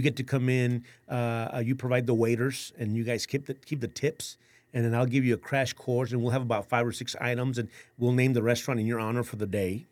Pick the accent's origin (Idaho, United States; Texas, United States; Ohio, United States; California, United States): Texas, United States; San Antonio; born and raised in San Antonio